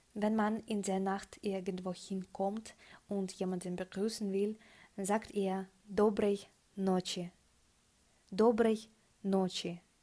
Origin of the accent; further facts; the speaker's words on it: Russia; German is a second language; also born or lived in Krasnoyarsk; ich bin Russin und ich wohne im geografischen Herzen Russlands, und zwar in Krasnojarsk